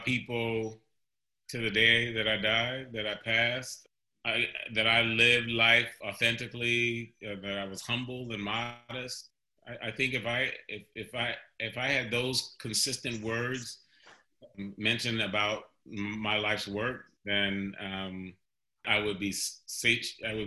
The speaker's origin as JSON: {"language": "English", "town": "Cleveland", "region": "Ohio", "country": "United States", "tie": "born or raised there", "said": "I was born in Cleveland, Ohio"}